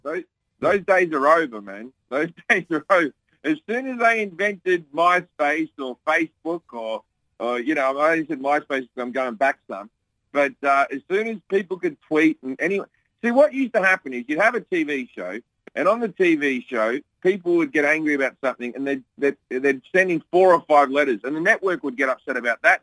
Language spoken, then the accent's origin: English; Australia; now in United States; my home country of Australia